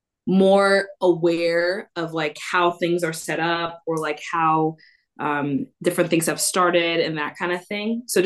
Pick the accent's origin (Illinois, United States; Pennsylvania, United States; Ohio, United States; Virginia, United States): Illinois, United States; Chicago; first language English; moved away as an adult; now in Stellenbosch, South Africa; I'm from Chicago